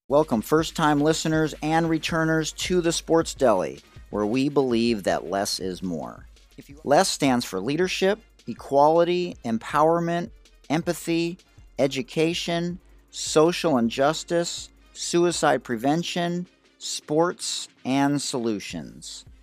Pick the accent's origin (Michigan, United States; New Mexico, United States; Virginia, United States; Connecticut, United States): Michigan, United States; Detroit; now in San Diego, United States; I'm from Detroit.